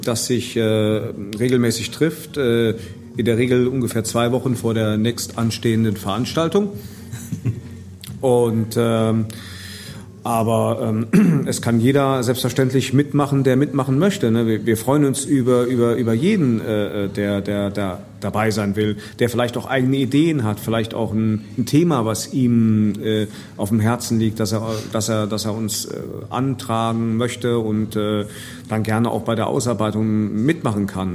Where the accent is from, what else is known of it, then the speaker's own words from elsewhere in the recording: Idar-Oberstein, Rhineland-Palatinate, Germany; also born or lived in Koblenz; now in Vallendar, Germany; Also ich komme ja ganz gebürtig aus Ida Oberstein, lebe aber jetzt seit äh, 30 Jahren in Koblenz beziehungsweise in Fallender.